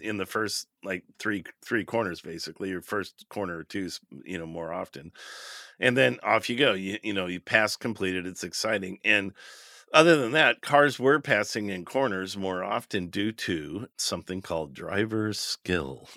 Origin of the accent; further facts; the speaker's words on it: United States; We're American